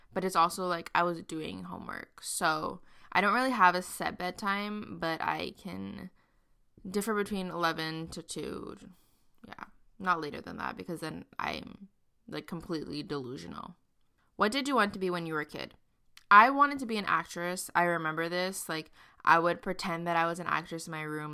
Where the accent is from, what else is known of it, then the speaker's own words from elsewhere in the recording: Montreal, Quebec, Canada; I grew up in Montreal, Canada, and I still live here